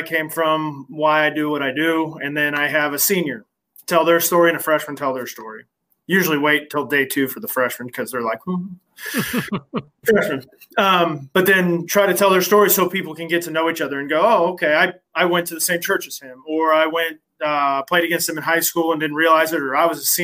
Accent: Muncie, Indiana, United States; also born or lived in Appleton, Wisconsin / Chicago; now in Indianapolis, United States; I knew his daughters back when I was in high school because growing up in Muncie.

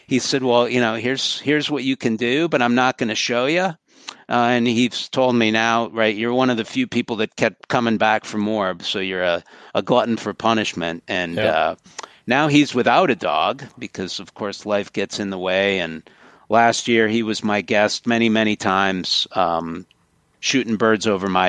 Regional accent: St. Paul, Minnesota, United States; now in Michigan, United States; I grew up right in St. Paul

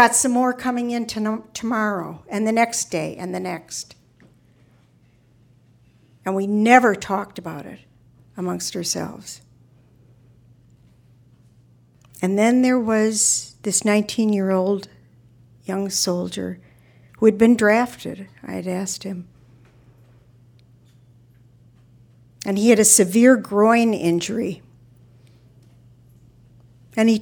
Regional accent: Minnesota, United States; I'm from Minnesota

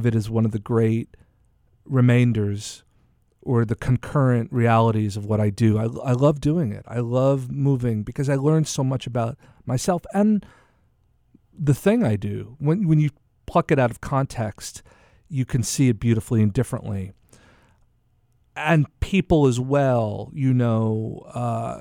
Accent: United States; also born or lived in Italy; as an American traveling

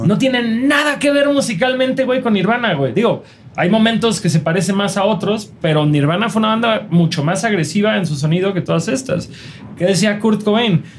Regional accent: Mexico; nosotros, como morros mexicanos de 13 años

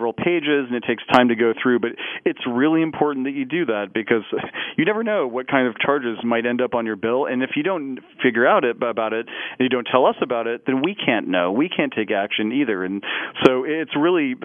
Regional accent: Parsons, Kansas, United States; moved away; my hometown of Parsons, Kansas

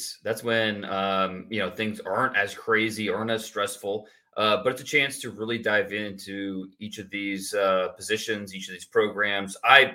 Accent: Warren, Ohio, United States; also born or lived in Akron, Ohio / Texas; I'm from Warren, Ohio. I was actually born in Akron, but I moved to Warren when I was young and raised there.

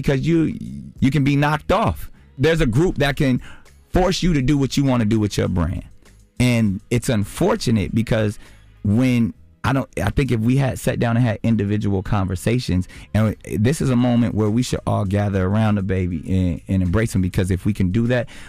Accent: Charlotte, North Carolina, United States; Like, you know, I grew up in Charlotte part of my life. I know that life.

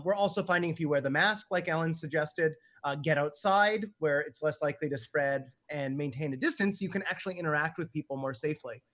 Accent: Canada; I'm Canadian

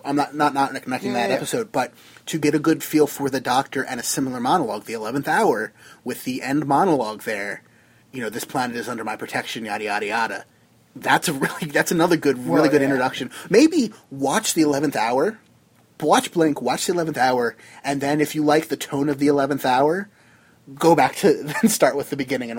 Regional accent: New Jersey, United States; from Jersey.

